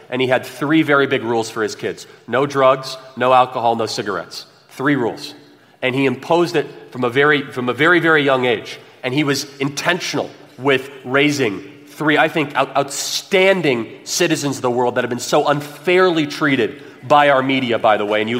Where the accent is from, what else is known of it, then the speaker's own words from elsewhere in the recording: California, United States; We're all from California.